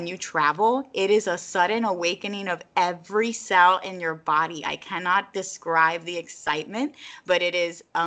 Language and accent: English; Puerto Rico; first language Spanish; moved away; I was born in Puerto Rico, so I guess it's technically my first language, but I think and I speak more comfortably in English